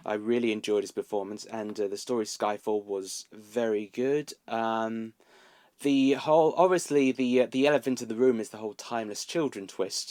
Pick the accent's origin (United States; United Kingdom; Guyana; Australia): United Kingdom; Milton Keynes, South East England; in Milton Keynes, uh, my hometown